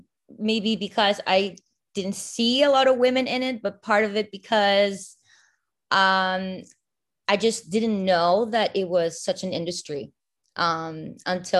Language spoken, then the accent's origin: English; Barquisimeto, Lara, Venezuela; English is a second language; now in United States; I'm originally from a town called Barquisimeto, which is in Venezuela